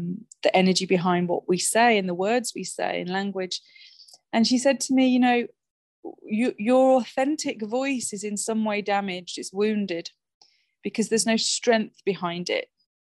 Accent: West Midlands, United Kingdom; I'm originally from the West Midlands. My original accent is a lot different to the voice I use today.

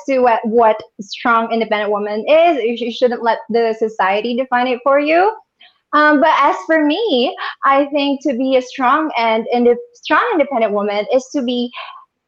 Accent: Catanduanes, Bicol Region, Philippines; I am from Catanduanes, Happy Island. So I'm saying hi to all my Catanduanan, fellow Catanduanans

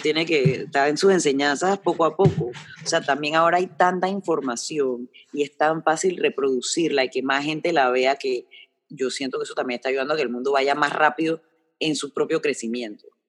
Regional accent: Panama; yo soy panameño

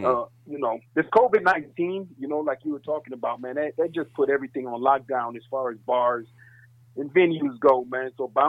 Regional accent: Chicago, Illinois, United States; I'm originally from the Chi, you know, Chicago, the Windy City, Chi-Town, Chi-Rack

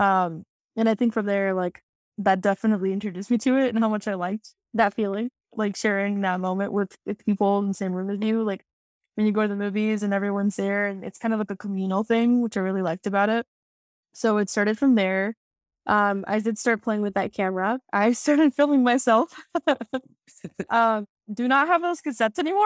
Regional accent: Tucson, Arizona, United States; now in DMV area, United States; I am from Tucson. That is the homeland

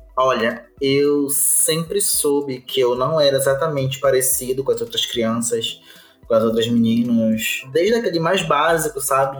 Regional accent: Belém, Pará, Brazil; eu sou de Belém do Pará

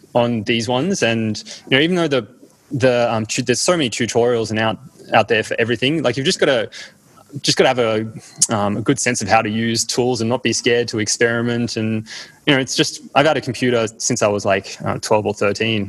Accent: Australia; also born or lived in East Berlin, Germany; I more remember like just growing up in Australia

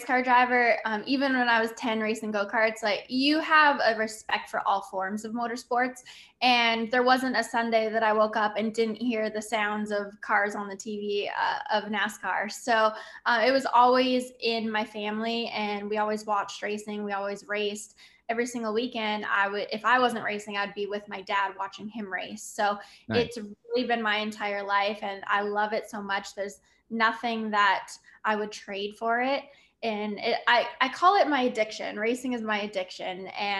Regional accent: Canada; I really utilize my story as, you know, being a Canadian female and having to work really hard

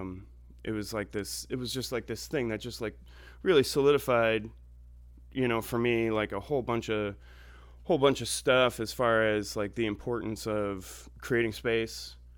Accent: Orchard Park, New York, United States; moved away; also born or lived in Ithaca, New York; I grew up in Orchard Park

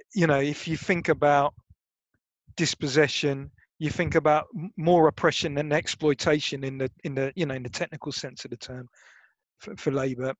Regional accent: Brighton, South East England, United Kingdom; University of Sussex because I was lazy and it was my hometown. Do you know what I mean? Like it was Brighton

